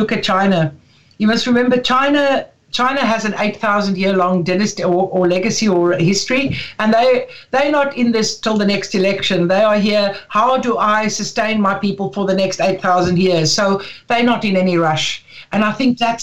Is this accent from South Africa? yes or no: yes; Karoo, South Africa; now in Dublin, Ireland; I come from the Karoo